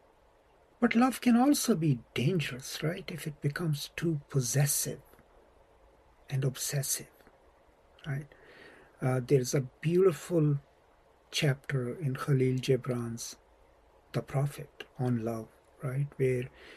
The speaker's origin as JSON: {"language": "English", "country": "Pakistan", "moved": "yes", "lives_now": "United States", "said": "I'm from Pakistan"}